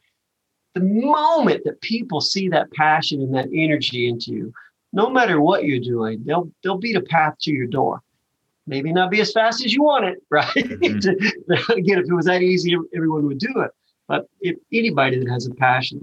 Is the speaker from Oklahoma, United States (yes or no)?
no; Western Kentucky, United States; I grew up in Western Kentucky, right? So really, really small towns in Western Kentucky